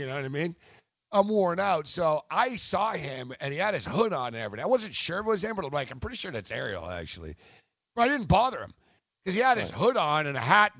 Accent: Montreal, Quebec, Canada; we're both from Montreal, but we didn't grow up best friends

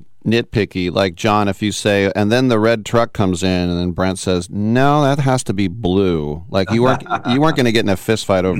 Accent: Berkeley, California, United States; I was born in the 60s and I grew up in Berkeley.

